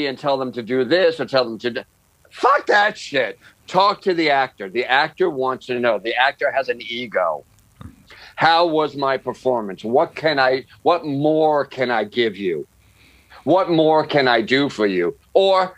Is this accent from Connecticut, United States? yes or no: no; New York, United States; now in Los Angeles, United States; I'm a New Yorker